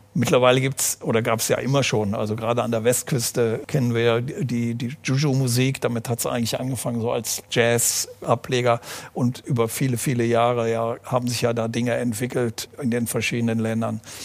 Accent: Aachen, North Rhine-Westphalia, Germany; Ich bin ja äh, in Aachen geboren

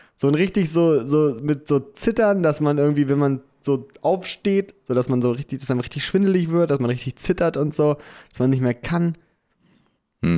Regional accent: Clausthal-Zellerfeld, Lower Saxony, Germany; now in Hamburg, Germany; da wo wir herkommen, Klaus da Zellerfeld

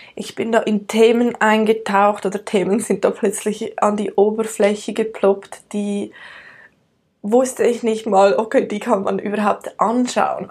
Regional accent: Switzerland; accent: Swiss German; also born or lived in United States; aus der Schweiz. Ähm, ich bin in den Bergen aufgewachsen

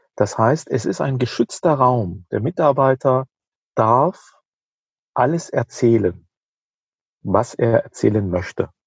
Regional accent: Rhineland-Palatinate, Germany; In der Pfalz, wo ich herkomme

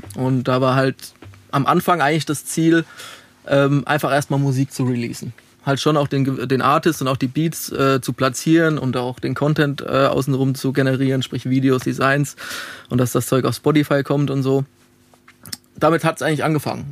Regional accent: Alzenau, Bavaria, Germany; moved away as an adult; also born or lived in Darmstadt / Dieburg; now in Frankfurt, Germany; Ich komme aus Alzenau. Das liegt zwischen Aschaffenburg und Hanau.

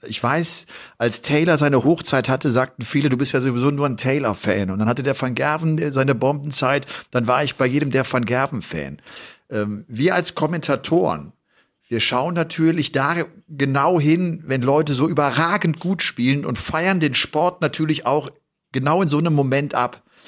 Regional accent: Germany; bei uns in Deutschland

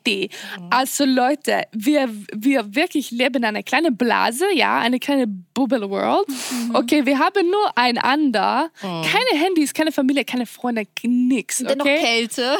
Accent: Sweden; German is a second language; Ich komme aus Schweden

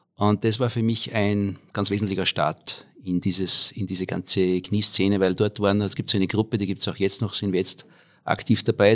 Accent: Austria; moved away as an adult; also born or lived in Innsbruck / Australia / United States; Ich komme aus dem schönen Salzkammergut

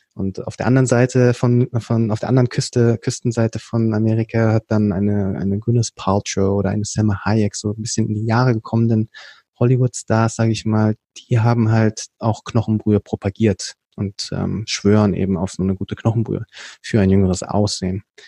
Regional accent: Berlin, Germany; ich bin dann hier in Berlin geboren und aufgewachsen

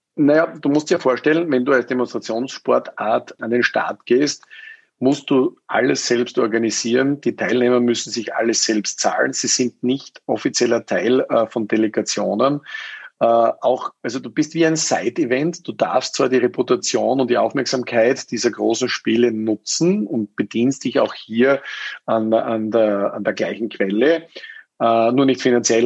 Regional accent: Styria, Austria; also born or lived in United States; mit 18 macht man ja bei uns in Österreich die Matura

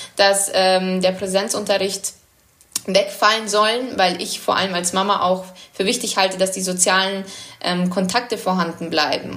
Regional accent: Munich, Bavaria, Germany; moved away as an adult; now in Bordeaux, France; ich bin in München geboren und ich war dann 21, wo ich weg bin.

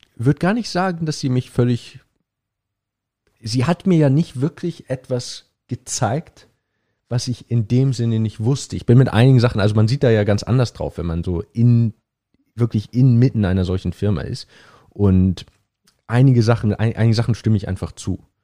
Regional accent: Hamburg, Germany; moved away as an adult; also born or lived in Cambridge; ich bin in Hamburg geboren, aufgewachsen, habe dann vier Jahre lang in Hamburg

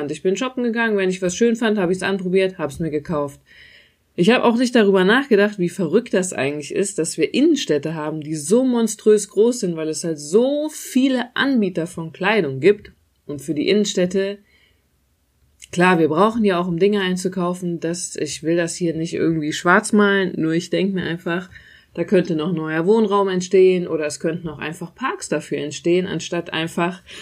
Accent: Euskirchen, North Rhine-Westphalia, Germany; ich komme aus Euskirchen, da konnte man auch shoppen gehen, aber halt nur bedingt, da gab's dann nicht so ausgefallene Sachen.

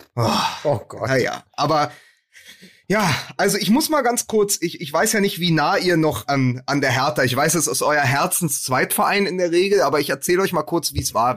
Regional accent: Berlin, Germany; als Berliner

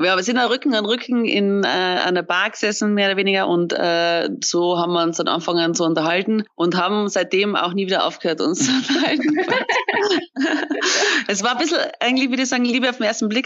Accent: Austria; now in Munich, Germany; bin ja eigentlich Österreicherin, Fillerin, bin nach München gezogen

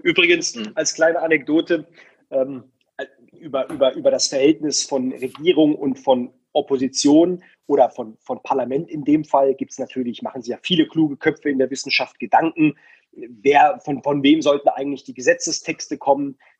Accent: Baden-Württemberg, Germany; ich komme aus Baden-Württemberg

